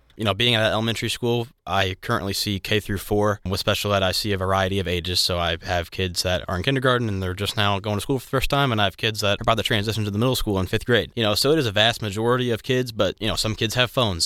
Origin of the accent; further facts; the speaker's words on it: Maryville, Illinois, United States; moved away as an adult; now in Cape Girardeau, United States; I'm from Maryville, Illinois. It's a somewhat small town, depending on where you're from, but I went to Collinsville High School